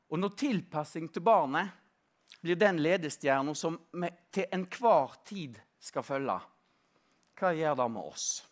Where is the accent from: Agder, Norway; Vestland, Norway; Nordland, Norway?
Vestland, Norway; Stord; now in Oslo, Norway; På Vestlandet, på Stord, der jeg, der jeg kommer fra, Eh, nærmere bestemt på 70- og 80-tallet